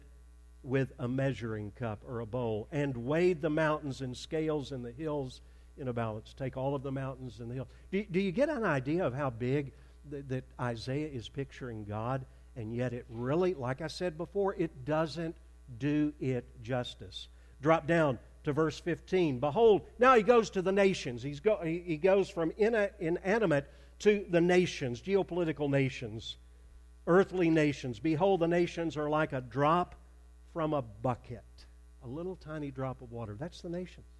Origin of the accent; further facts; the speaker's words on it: Arkansas, United States; moved away as an adult; also born or lived in Plano, Texas; I grew up in Arkansas.